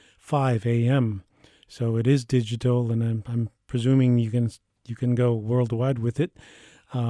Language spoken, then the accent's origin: English; United States; I'm from the Lakota Nation in the geographical center of North America that we call Turtle Island.